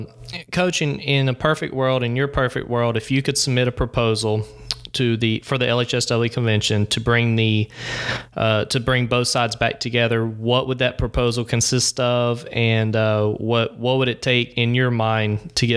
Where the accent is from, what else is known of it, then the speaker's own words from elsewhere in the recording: Haynesville, Louisiana, United States; I'm from Hainesville